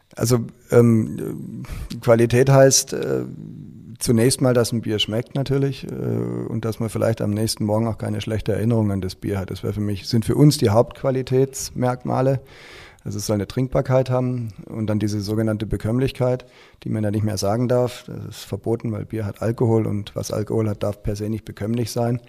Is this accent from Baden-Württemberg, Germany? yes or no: yes; Stuttgart, Baden-Württemberg, Germany; moved away as an adult; also born or lived in Frankfurt; now in Schwäbisch Hall, Germany; ich bin ja eigentlich in Stuttgart groß geworden